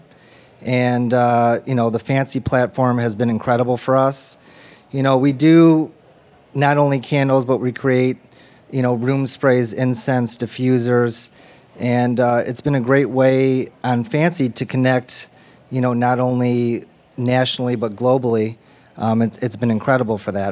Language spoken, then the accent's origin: English; Detroit, Michigan, United States; I'm born and raised in Detroit, Michigan.